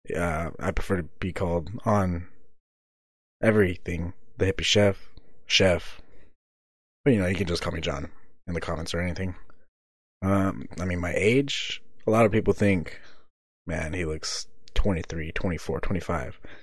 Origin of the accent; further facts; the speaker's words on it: Visalia, California, United States; moved away as an adult; also born or lived in Reedley, California; now in Seaside, United States; Where I'm from originally, I'm actually from Visalia, California, in the valley, somewhere close in the mid valley, you know, close to Fresno